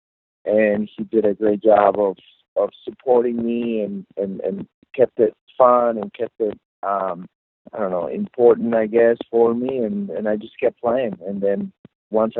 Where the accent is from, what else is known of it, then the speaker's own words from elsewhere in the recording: Guadalajara, Jalisco, Mexico; moved away; I was 5 years old, so very young, and growing up in Guadalajara, Mexico